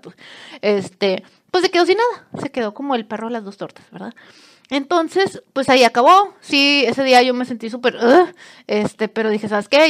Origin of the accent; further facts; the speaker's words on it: Monterrey, Nuevo León, Mexico; yo soy de Monterrey